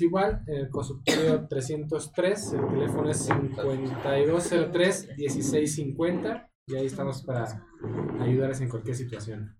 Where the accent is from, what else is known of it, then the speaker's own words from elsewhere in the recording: Mexico; nosotros como mexicanos